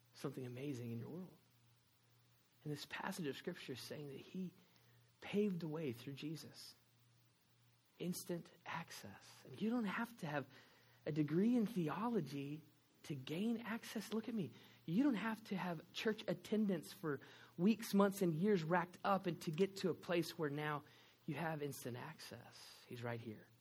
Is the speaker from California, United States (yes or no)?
no; Texas, United States; accent: Texan; I am from Texas